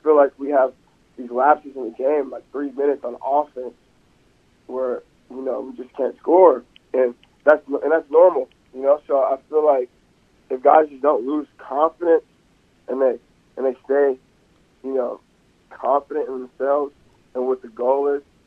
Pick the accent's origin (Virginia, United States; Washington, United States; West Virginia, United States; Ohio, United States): Washington, United States; Seattle; moved away; I'm from Seattle